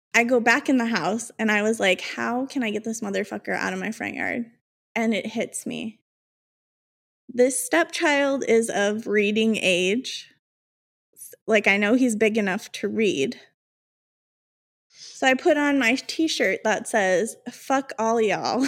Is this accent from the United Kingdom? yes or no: no; Chicago, Illinois, United States; I'm from Chicago